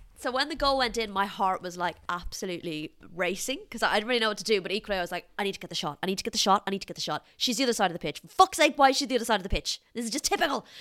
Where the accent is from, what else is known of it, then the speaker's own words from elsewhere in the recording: Ireland; I'm Irish